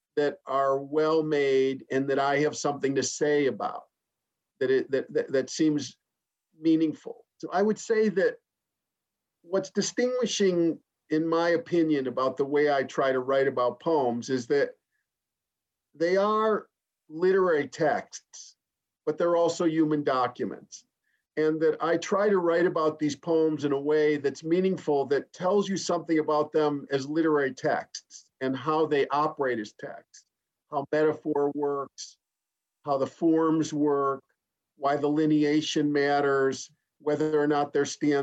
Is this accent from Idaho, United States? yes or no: no; Chicago, Illinois, United States; it was a pretty materialistic middle-class background where I grew up in Chicago, outside Chicago